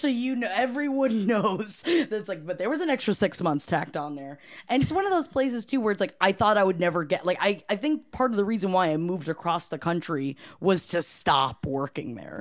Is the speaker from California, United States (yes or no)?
no; Palm Harbor, Florida, United States; moved away; also born or lived in Brooklyn, New York; I'm from Palm Harbor, Florida.